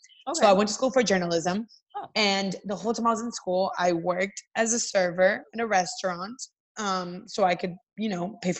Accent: Atlanta, Georgia, United States; English is a second language; also born or lived in Miami; we moved to Atlanta and I grew up in Atlanta

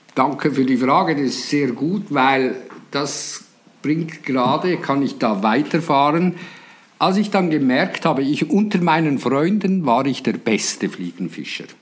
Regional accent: Switzerland; accent: Swiss; wie ihr aus meiner Mundart hört, ich komme natürlich aus der Schweiz

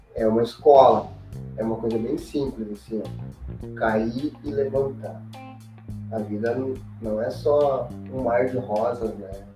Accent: Novo Hamburgo, Rio Grande do Sul, Brazil; eu sou de Novo Hamburgo

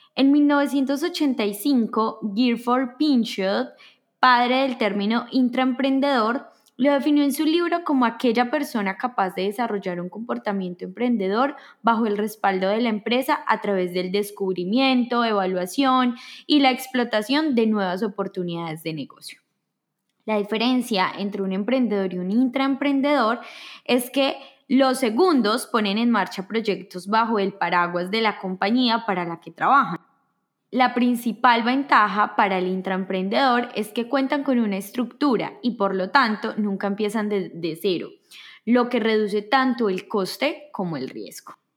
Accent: Colombia

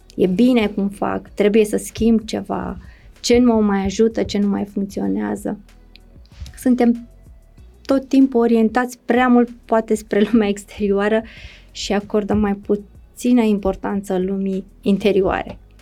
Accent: Romania

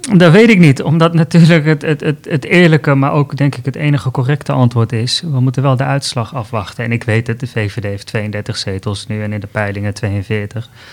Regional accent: Tilburg, North Brabant, Netherlands; moved away; also born or lived in Amsterdam; ik ben opgegroeid in Zuid-Nederland, in Tilburg, maar ik heb gestudeerd bijvoorbeeld ook in Amsterdam

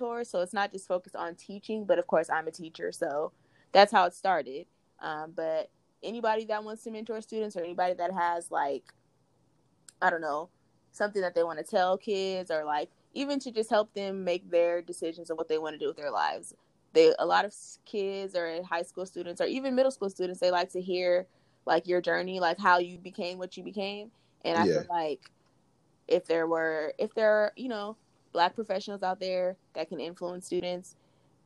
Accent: California, United States; we're from Cali

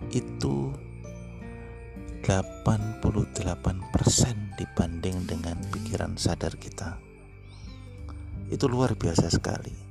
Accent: Samarinda, East Kalimantan, Indonesia; Saya dari Samarinda

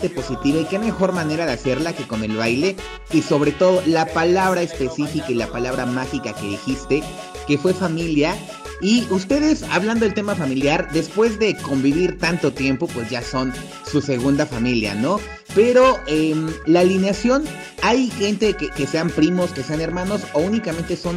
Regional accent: Puebla, Mexico; todos aquellos lugares que como poblanos nos gusta visitar y que también invitamos a todos aquellos que nos escuchan fuera de Puebla

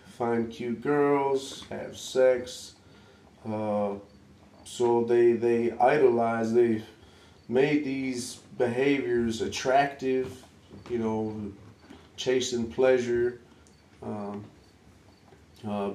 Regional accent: Detroit, Michigan, United States; I'm from Detroit, the southwest side of Detroit

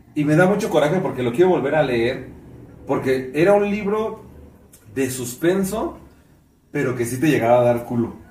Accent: Mexico; seguimos siendo mexicanos

